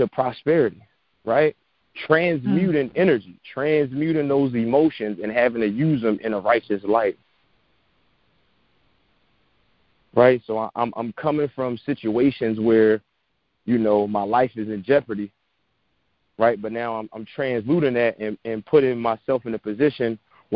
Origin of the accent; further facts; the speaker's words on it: Philadelphia, Pennsylvania, United States; moved away; And I grew up inner city in Philadelphia, you know, Section 8 public housing